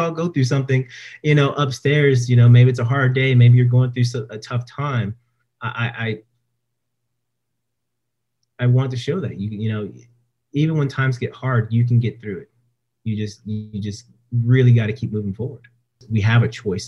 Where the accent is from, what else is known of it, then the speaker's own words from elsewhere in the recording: Stockton, California, United States; moved away; back home in Stockton, where I was, you know, my hometown.